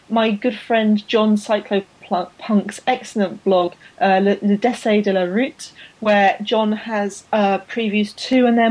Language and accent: English; London, United Kingdom; I grew up in London